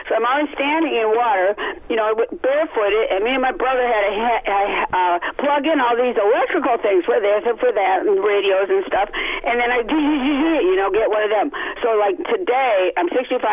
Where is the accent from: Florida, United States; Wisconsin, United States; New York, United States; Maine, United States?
Wisconsin, United States; Okauchee Lake; I grew up on Okauchee Lake